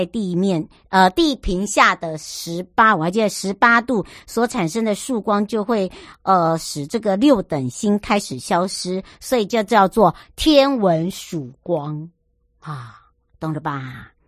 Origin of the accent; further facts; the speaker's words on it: Hualien County, Taiwan; 我花莲人呢，我不知道伯南山地道，松柏的柏，伯南山。